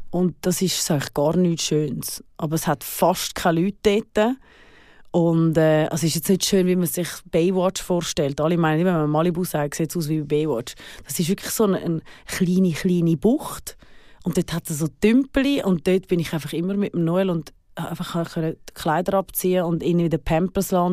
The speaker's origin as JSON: {"language": "German", "country": "Switzerland", "also_born_or_lived": "Los Angeles, United States / New York, United States", "moved": "as an adult"}